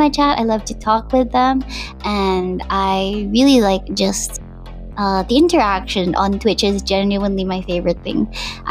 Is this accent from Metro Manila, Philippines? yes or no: no; Central Visayas, Philippines; accent: Cebuano; first language Cebuano; English is a second language; my native language in Cebuano